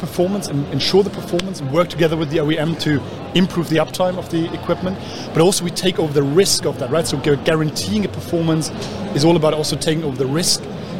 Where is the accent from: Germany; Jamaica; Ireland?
Germany; accent: English; So I'm originally from Germany.